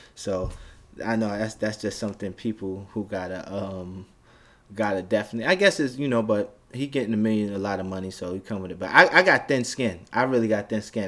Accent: New York City, New York, United States; I'm from Brooklyn, Bed-Stuy

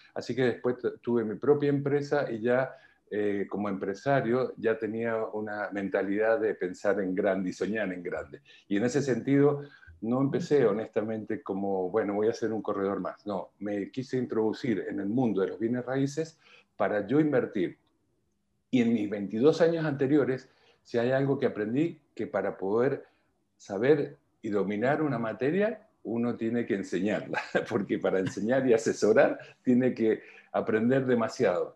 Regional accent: Argentina; moved away as an adult; also born or lived in Milan / Madrid; now in Chile; llevo 22 años aquí, soy argentino, pero antes de llegar aquí estuve nueve años en Europa

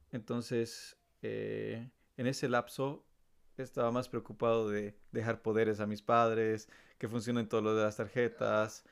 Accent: La Paz, Bolivia; moved away as an adult; now in Germany; vengo de La Paz, Bolivia, tengo 29 años y ya llevo viviendo en Alemania casi 10 años

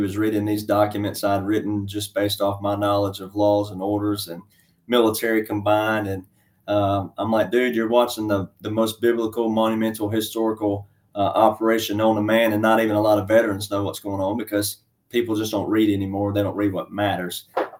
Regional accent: Alabama, United States; born there; So I'm just a small town country boy, cowboy, fifth generation farm boy. And I was born in Alabama and I've lived in 9 states.

